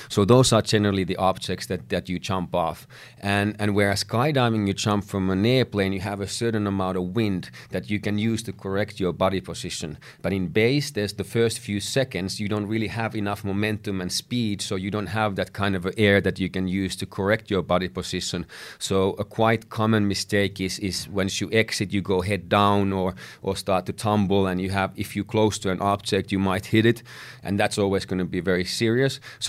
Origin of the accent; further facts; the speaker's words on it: Finland; English is a second language; in my home country of Finland, it was something that was illegal.